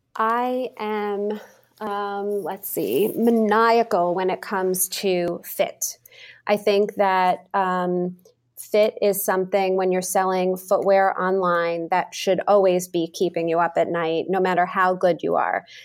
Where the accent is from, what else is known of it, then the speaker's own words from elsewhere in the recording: New York, United States; moved away as an adult; also born or lived in Massachusetts; now in Boston, United States; I was born, raised in New York. I, I moved to Massachusetts after college